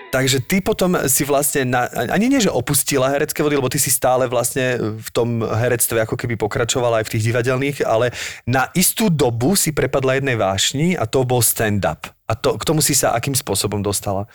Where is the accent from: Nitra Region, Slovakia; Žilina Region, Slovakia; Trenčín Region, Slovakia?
Nitra Region, Slovakia; Zlaté Moravce; also born or lived in Topoľčany; som zo Zlatých Moraviec, takisto z Nitrianského kraja